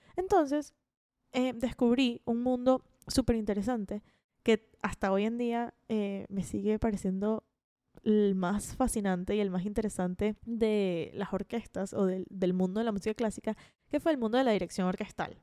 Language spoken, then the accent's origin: Spanish; Caracas, Capital District, Venezuela; moved away as an adult; now in Florida, United States; nací en Caracas, Venezuela y viví allí hasta que tuve 20 años. Y luego emigré a Florida, que es donde vivo actualmente.